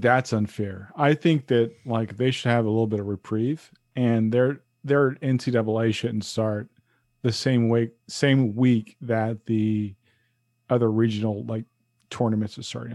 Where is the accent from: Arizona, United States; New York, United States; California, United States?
New York, United States; New York City; moved away; it's all about Harlem to me.